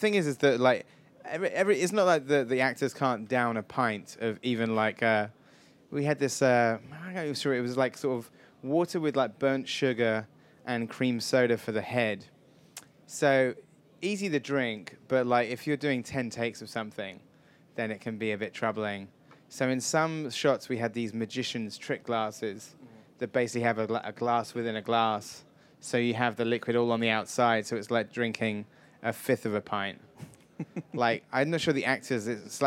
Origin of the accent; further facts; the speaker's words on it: Wells, South West England, United Kingdom; moved away; I come from a little town in Somerset that was also the location for Hot Fuzz, Wells in Somerset